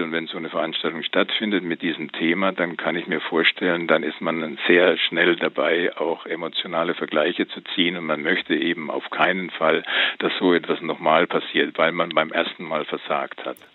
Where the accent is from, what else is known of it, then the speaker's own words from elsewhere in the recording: Bavaria, Germany; ich komme wie Sebastian Puschen aus Bayern